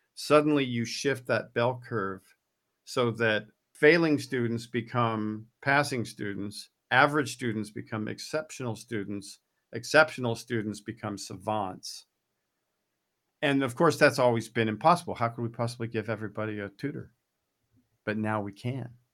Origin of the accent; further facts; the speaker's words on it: United States; I'm an American